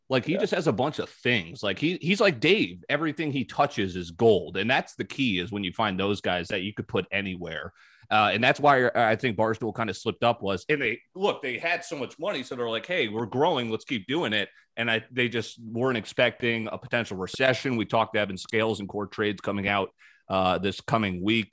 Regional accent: East Coast, United States; moved away; I grew up in the East Coast. I know how people are there.

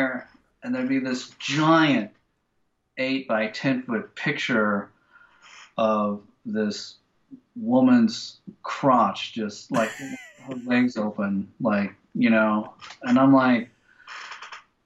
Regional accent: United States; I'm American

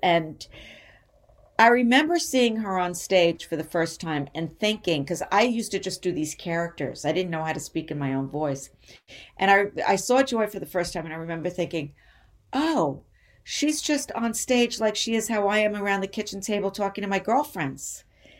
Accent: New York City, New York, United States; growing up in New York and coming up in comedy in New York, because that's where I started, and I've never left New York. I never moved to L.A.

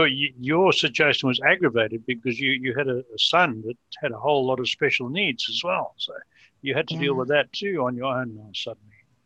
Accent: United Kingdom; being British born

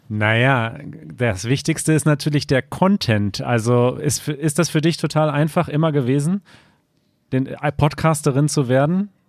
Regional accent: China; German is a second language; moved away as an adult; now in Germany; ich komme aus China und ich bin seit einem Jahr in Deutschland.

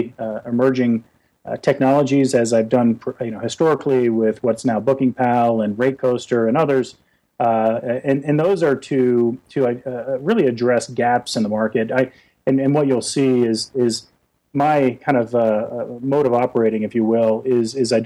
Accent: South Florida, United States; I grew up in South Florida

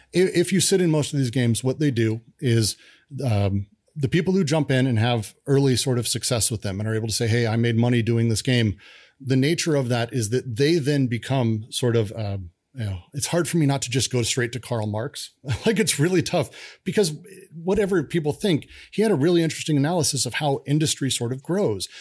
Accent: Denver, Colorado, United States; I grew up in Denver.

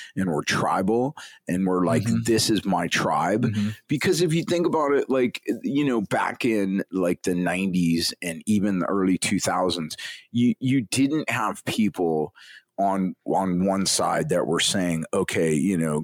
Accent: Las Vegas, Nevada, United States; growing up in Vegas

